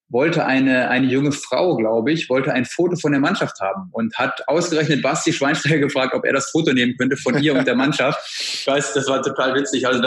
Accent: Bad Oeynhausen, North Rhine-Westphalia, Germany; also born or lived in Berlin; Ich habe mich für Berlin entschieden, weil der erste Eindruck der Stadt, ich komme aus Bad Oeynhausen, einer kleinen Stadt, hat mich total beeindruckt

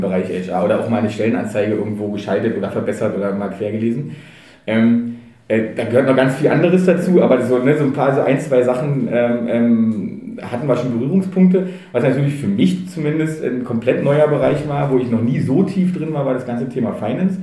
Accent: Berlin, Germany; ich bin in Treptow groß geworden, Treptow Köpenick

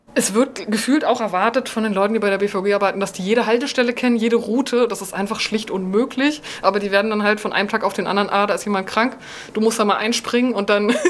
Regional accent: Berlin, Germany; Berlin als meine Heimatstadt

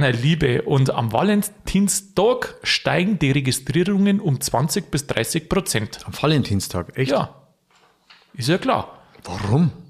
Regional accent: Vilsbiburg, Bavaria, Germany; ich komme ja aus Friesbüburg, da ist man zugegangen, also Halligalli, das ist ja Wahnsinn, wie es da abgeht.

